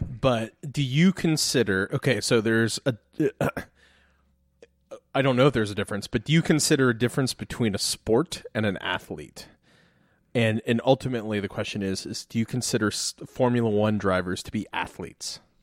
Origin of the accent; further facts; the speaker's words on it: Columbus, Ohio, United States; moved away; also born or lived in Washington, D.C.; I was from Columbus